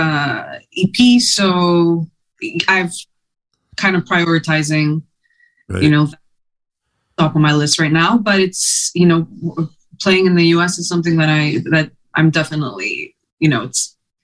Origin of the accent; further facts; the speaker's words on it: Montreal, Quebec, Canada; first language Greek; English and French, of course, when you're growing up in Montreal